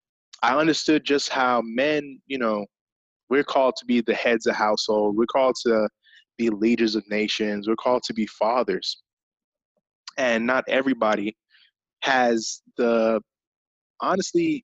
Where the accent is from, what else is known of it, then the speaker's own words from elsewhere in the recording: England, United Kingdom; I grew up in England, so that was kind of a part of my upbringing